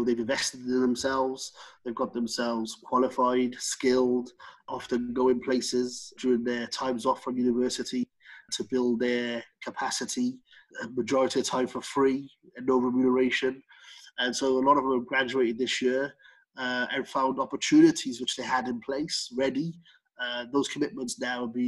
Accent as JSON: {"language": "English", "town": "Cardiff", "region": "Wales", "country": "United Kingdom", "tie": "born or raised there", "said": "when I grew up in Grangetown"}